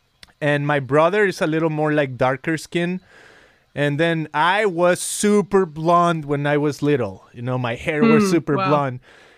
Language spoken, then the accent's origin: English; Guadalajara, Jalisco, Mexico; English is a second language; I was coming to the U.S. to visit because I grew up in Guadalajara, Mexico.